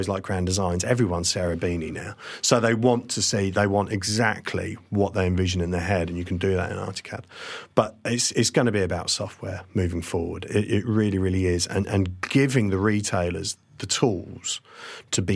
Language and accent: English; Kent, South East England, United Kingdom; also born or lived in Essex; I was born in Kent